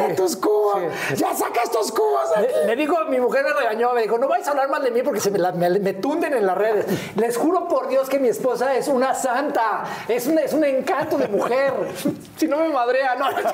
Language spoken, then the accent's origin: Spanish; Naucalpan, State of Mexico, Mexico; also born or lived in Miguel Hidalgo, Mexico City; ahí viví yo el primer año de vida y de ahí nos fuimos al hermosísimo y orgulloso pueblo de Satélite. señoras y señores. Yo soy sateluco de Hueso Colorado